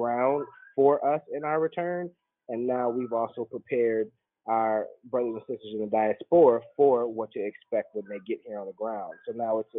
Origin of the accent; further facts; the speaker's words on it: United States; moved away as an adult; I'm an American